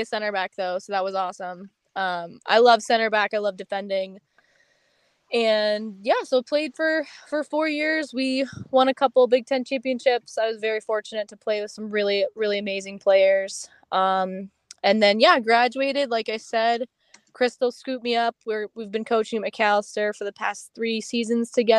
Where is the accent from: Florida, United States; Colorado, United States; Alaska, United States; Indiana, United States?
Colorado, United States; Colorado Springs; moved away as an adult; now in Minneapolis, United States; I grew up in Colorado Springs, Colorado